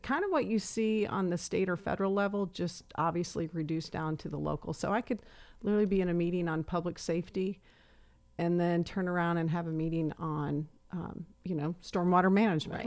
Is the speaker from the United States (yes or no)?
yes; Emmetsburg, Iowa, United States; also born or lived in Jacksonville, Florida; I was about eight when we moved from Florida back to small town Iowa